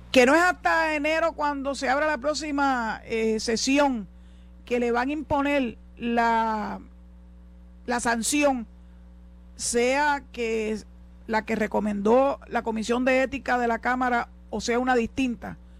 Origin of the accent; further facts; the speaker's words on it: San Juan, Puerto Rico; moved away as an adult; now in Boquerón, Cabo Rojo, Puerto Rico; yo soy nacida y criada en Santurce